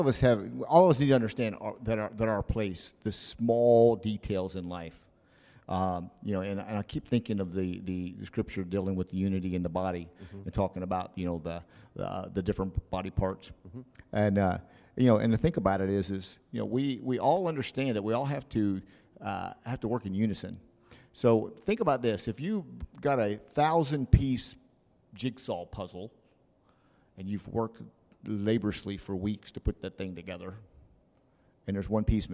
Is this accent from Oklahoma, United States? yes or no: yes; Oklahoma City, Oklahoma, United States; I remember being in Okinawa, Japan, and I came from Oklahoma City